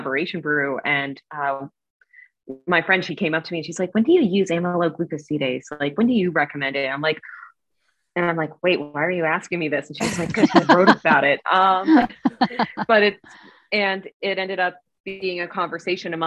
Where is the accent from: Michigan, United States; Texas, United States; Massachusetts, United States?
Massachusetts, United States; Cape Cod; moved away; I'm originally from Cape Cod, and I went back to Massachusetts, and somebody opened a brewery in my hometown.